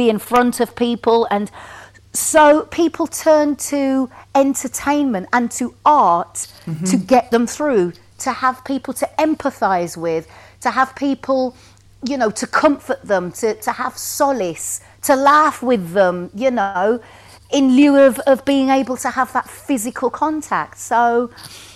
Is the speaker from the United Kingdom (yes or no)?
yes; Wolverhampton, West Midlands, United Kingdom; moved away as an adult; now in London, United Kingdom; from Wolverhampton